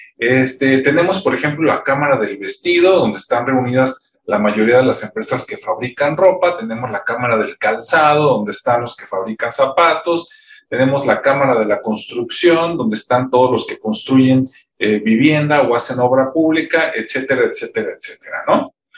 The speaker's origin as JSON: {"language": "Spanish", "country": "Mexico", "said": "hay muchísimas acá en mi país, pero por ejemplo, pues no sé, está el TEC de Monterrey, está la Universidad de Guadalajara, la UNAM"}